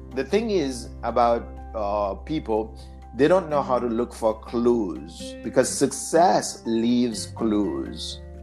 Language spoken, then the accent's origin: English; Haiti; accent: Haitian; English is a second language; now in United States; my accent, because I'm Haitian